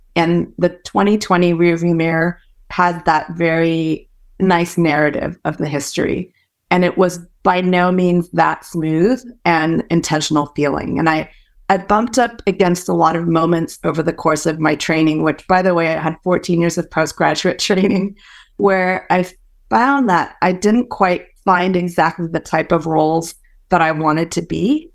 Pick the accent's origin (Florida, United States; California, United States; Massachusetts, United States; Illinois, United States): California, United States; San Francisco Bay Area; first language Hokkien; English is a second language; also born or lived in Malaysia; I moved to the States when I was four and grew up for the most part in the San Francisco Bay Area